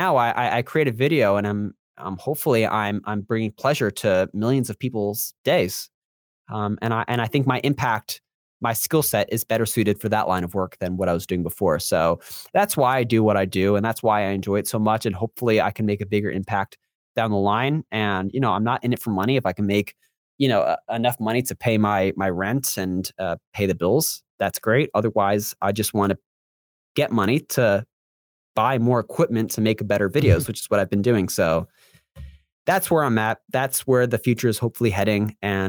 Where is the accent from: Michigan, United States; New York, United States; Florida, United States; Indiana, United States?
Florida, United States; Again, I'm from Central Florida, so we have a major hurricane coming as of this recording.